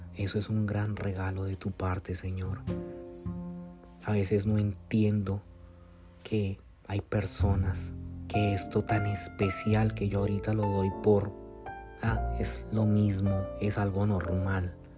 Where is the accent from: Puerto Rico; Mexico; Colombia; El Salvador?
Colombia; moved away as an adult; now in United States; Yo soy de Colombia, eh, vivo aquí, radico ahora en los Estados Unidos